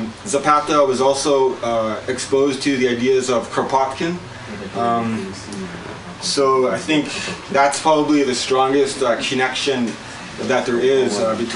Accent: British Columbia, Canada; I'm from the Pukwakiwak Nation. And my territory is on the northern part of Vancouver Island.

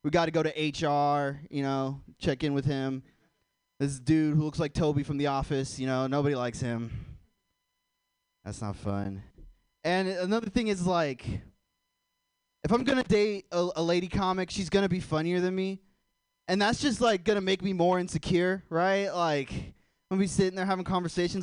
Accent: Portland, Oregon, United States; I'm from Portland, too

